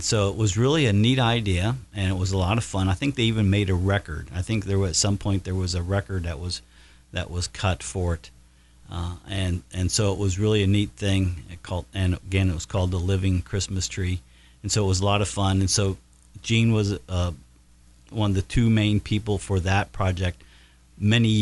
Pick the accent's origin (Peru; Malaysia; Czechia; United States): United States; Batesville, Indiana; when I was a youngster growing up in Batesville, back in the early 70s